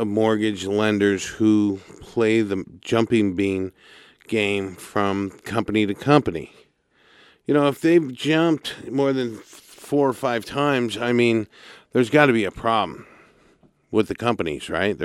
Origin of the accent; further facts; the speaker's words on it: Santa Barbara, California, United States; my hometown